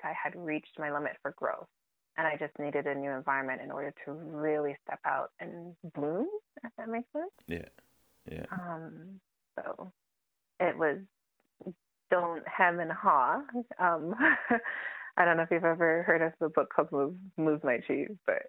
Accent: Toronto, Ontario, Canada; moved away as an adult; now in Calgary, Canada; I grew up in Toronto

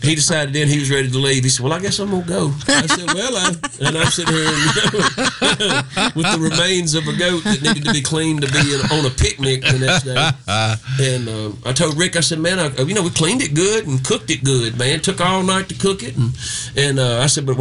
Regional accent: Strayhorn, Mississippi, United States; also born or lived in Senatobia, Mississippi; my hometown of Tate County

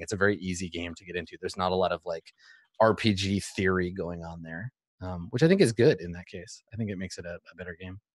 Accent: Canada; I grew up in Canada

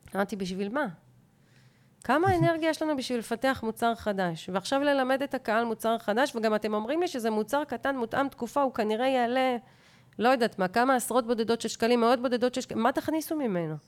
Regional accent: Hof Ashkelon, Southern District, Israel; פה אני מדברת כבר כתושבת חוף אשקלון

